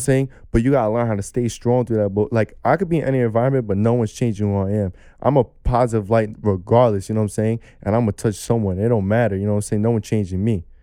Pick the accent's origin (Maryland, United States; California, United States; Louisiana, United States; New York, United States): New York, United States; New York City; young kid growing up in Brooklyn, New York